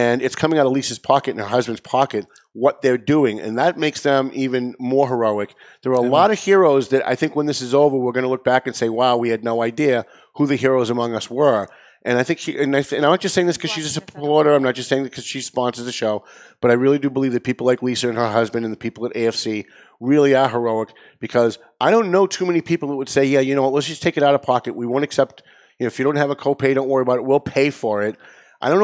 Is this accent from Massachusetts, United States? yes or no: yes; North Andover, Massachusetts, United States; I'm from North Andover